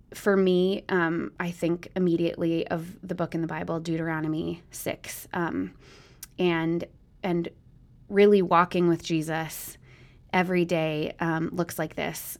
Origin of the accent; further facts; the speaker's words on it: Minneapolis, Minnesota, United States; also born or lived in Minot, North Dakota; now in Eau Claire, United States; I grew up in Minnesota, but was born in North Dakota.